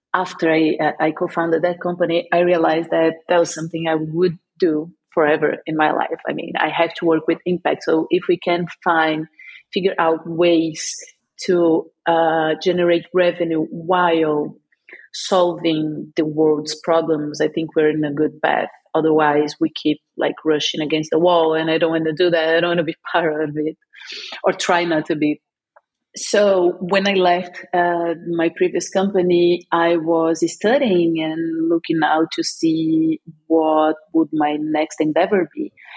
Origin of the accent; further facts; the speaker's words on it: São Paulo, Brazil; now in Porto, Portugal; I am in Oporto, Portugal. I live here, uh, but I'm from Brazil, Sao Paulo.